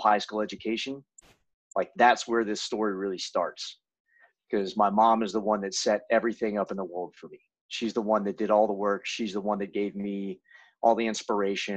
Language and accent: English; near Charlotte, North Carolina, United States; I grew up in North Carolina, pretty close to Charlotte, North Carolina, which is one of the bigger cities